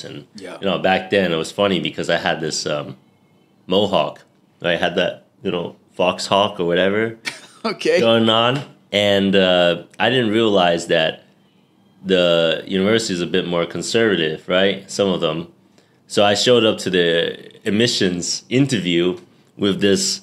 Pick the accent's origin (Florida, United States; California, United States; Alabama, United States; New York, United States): New York, United States; moved away as an adult; also born or lived in Hong Kong; now in Bangkok, Thailand; I was born and raised in New York